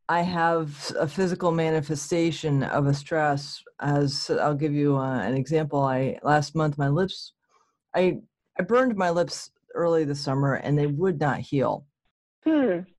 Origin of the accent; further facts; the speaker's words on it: New England, United States; And I grew up in a Protestant church because I'm from New England.